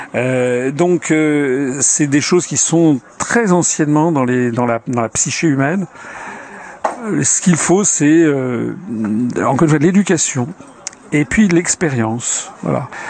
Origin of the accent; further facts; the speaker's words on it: France; Je suis un Français euh, blanc, euh, voilà, de formation chrétienne, en vivant en France